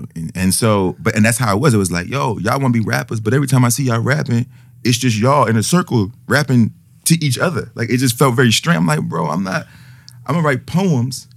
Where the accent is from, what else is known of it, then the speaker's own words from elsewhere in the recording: United States; I'm I'm an American, obviously, and yeah, I'm very American.